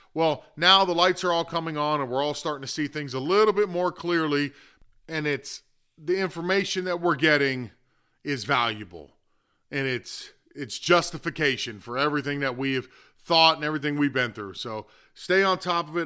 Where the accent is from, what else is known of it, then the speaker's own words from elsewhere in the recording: Florida, United States; it is my home state